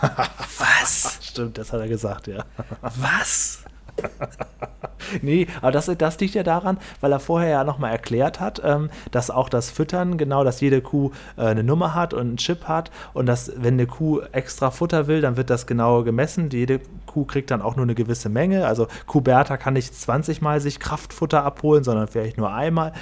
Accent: Cuxhaven district, Lower Saxony, Germany; ich komme ja aus dem Kreis Cuxhaven

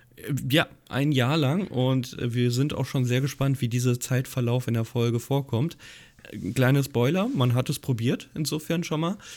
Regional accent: Hesse, Germany; Als gebürtiger Hesse

